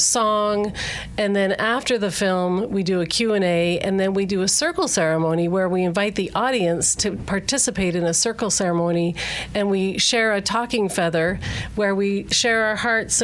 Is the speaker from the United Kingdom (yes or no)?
no; Canada; now in United States; I'm from Canada originally